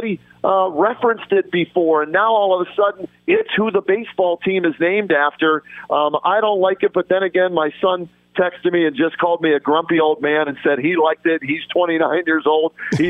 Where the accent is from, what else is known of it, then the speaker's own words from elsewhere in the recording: Pittsburgh, Pennsylvania, United States; now in Cleveland, United States; I grew up in Pittsburgh, okay, a Penguins fan. I cover the Monsters on TV here in Cleveland